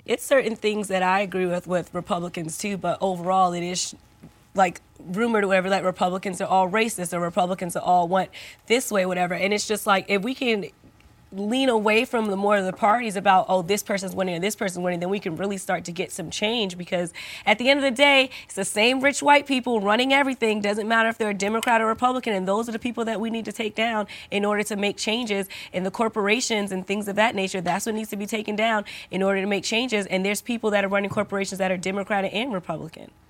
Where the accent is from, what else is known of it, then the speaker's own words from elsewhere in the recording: United States; I'm an American